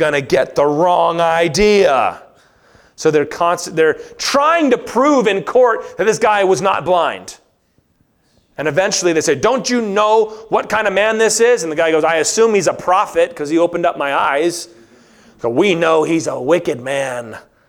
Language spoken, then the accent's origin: English; Virginia, United States; moved away; I grew up in Virginia